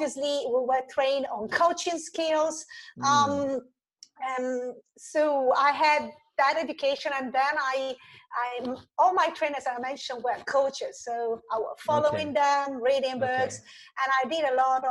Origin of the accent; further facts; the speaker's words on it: Italy; I grew up in Italy with a very classical education system